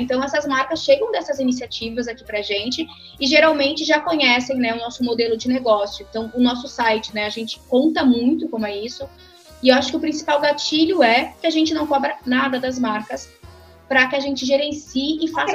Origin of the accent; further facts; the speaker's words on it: Santa Catarina, Brazil; also born or lived in Rio Grande do Sul; now in São Paulo, Brazil; e nasci lá, cresci em Santa Catarina